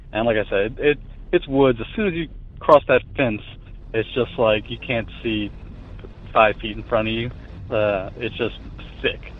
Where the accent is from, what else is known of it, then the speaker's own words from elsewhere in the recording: Lafayette, Louisiana, United States; Um, I am from Lafayette, Louisiana, and uh, my my story.